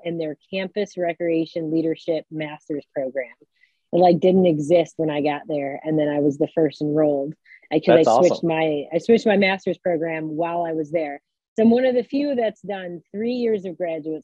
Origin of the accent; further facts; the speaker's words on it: Detroit, Michigan, United States; I'm originally from Detroit, so stayed in state